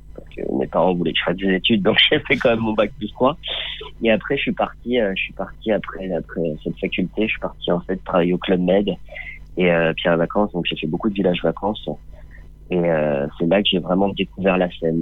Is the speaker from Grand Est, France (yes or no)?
no; Nice, Provence-Alpes-Côte d'Azur, France; j'ai fait euh, toute mon enfance à Nice et, et au soleil.